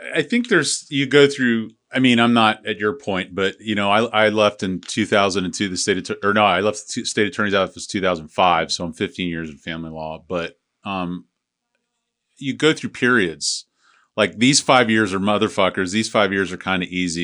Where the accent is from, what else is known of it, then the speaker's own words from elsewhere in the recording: St. Petersburg, Florida, United States; I was from Saint Pete